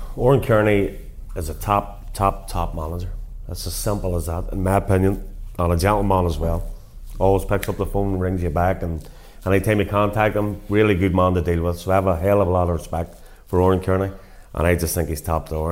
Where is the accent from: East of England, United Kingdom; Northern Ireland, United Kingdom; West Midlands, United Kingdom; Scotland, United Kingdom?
Northern Ireland, United Kingdom; Portadown; managing my hometown club